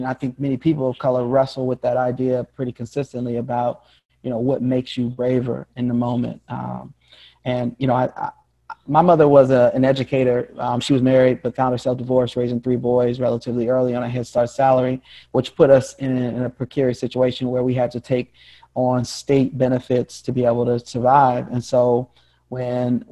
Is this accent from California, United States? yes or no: yes; Compton, California, United States; now in New Orleans, United States; I grew up in Compton, California.